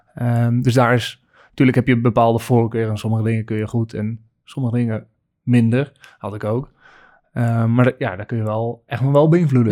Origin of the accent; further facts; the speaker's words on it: Friesland, Netherlands; als geboren Fries moest ik van mijn ouders eerst schaatsen